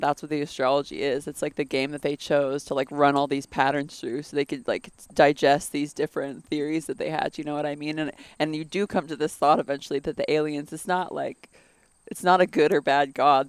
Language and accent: English; London, United Kingdom; moved away; So I grew up in London.